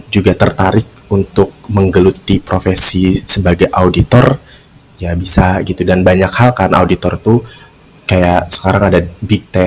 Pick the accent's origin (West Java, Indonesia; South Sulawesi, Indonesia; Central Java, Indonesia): West Java, Indonesia; Kuningan; now in Jakarta, Indonesia; dan gua asli Kuningan Jawa Barat.